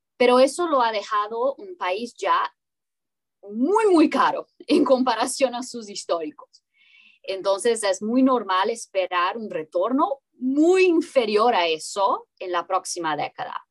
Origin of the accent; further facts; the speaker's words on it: Brazil; Spanish is a second language; Yo soy brasileña